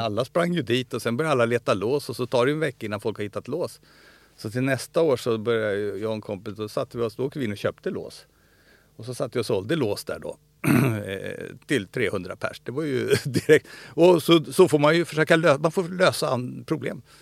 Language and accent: Swedish; Stockholm, Stockholm County, Sweden; also born or lived in Solna; Jag är uppvuxen i Stockholm, i Bromma.